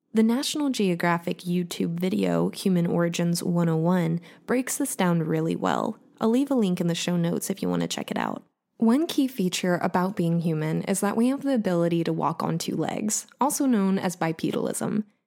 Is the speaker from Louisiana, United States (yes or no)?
yes; Southeast Louisiana, United States; now in New Orleans, United States; Southeast Louisiana, which is where I'm from